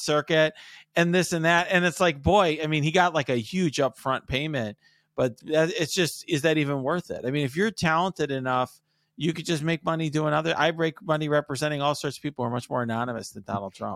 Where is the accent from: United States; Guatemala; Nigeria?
United States; Chicago, Illinois; I was born in Chicago